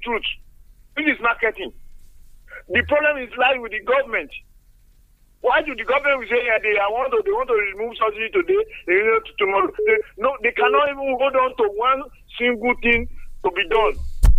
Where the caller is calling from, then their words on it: Nigeria; Yes, Engineer Folavi, I'm calling from Songo.